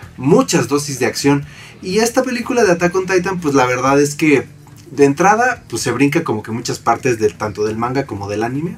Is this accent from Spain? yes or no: no; Mexico; nosotros como latinoamericanos, como mexicanos